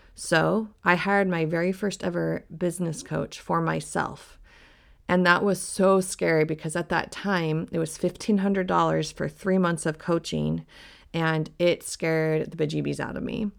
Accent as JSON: {"language": "English", "region": "Colorado", "country": "United States", "tie": "born or raised there", "also_born_or_lived": "Salt Lake City, Utah", "moved": "as an adult", "said": "I moved from my hometown in Colorado to Salt Lake City"}